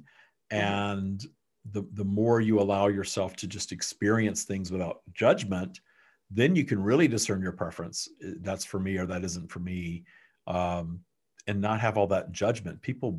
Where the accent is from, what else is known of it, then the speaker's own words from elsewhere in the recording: Texas, United States; the sodomy laws that were around until not long ago in my home state of Texas and other places.